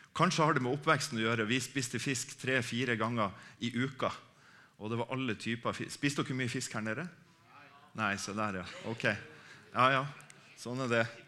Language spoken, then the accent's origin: Norwegian; Harstad, Troms, Norway; moved away; Jeg er fra Harstad, egentlig, eh, eh oppe i Troms